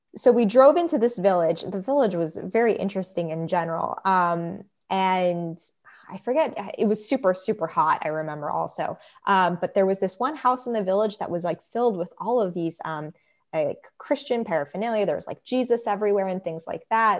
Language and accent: English; United States; moved away; we were raised in just a pretty much secular household. Um, always knew that I was Jewish, but it was kind of like, you know, um, just, just being American